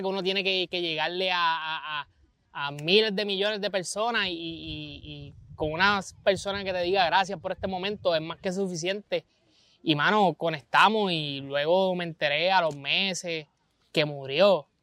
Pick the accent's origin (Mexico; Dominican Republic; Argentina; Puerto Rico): Puerto Rico; Vega Baja; soy un joven de Vega Baja